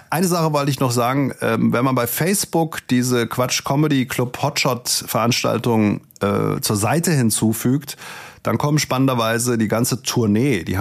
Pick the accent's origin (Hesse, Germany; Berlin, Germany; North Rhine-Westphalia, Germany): Hesse, Germany; Langen; Ähm, ich komme ja eigentlich aus Langen. Langen liegt zwischen Frankfurt und Darmstadt.